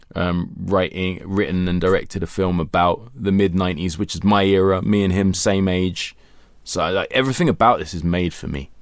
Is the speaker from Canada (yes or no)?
no; London, United Kingdom; being a Londoner